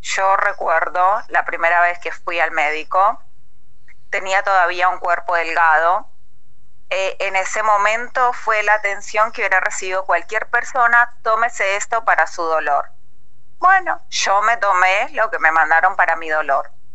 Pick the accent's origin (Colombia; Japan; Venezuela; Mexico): Colombia; moved away; yo soy colombiana